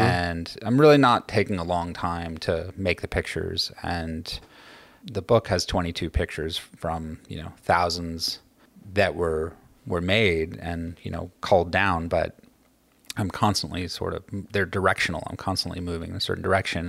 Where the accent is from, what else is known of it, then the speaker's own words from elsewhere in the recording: Los Angeles, California, United States; moved away as an adult; also born or lived in New Orleans; now in New York City, United States; I grew up in Los Angeles